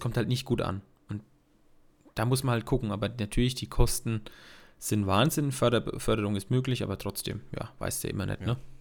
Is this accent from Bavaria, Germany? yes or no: yes; Bad Neustadt an der Saale, Bavaria, Germany; Bei uns in Bad Neustadt